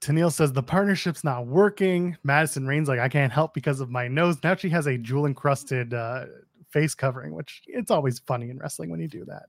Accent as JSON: {"language": "English", "town": "Toronto", "region": "Ontario", "country": "Canada", "tie": "born or raised there", "said": "my hometown of Toronto"}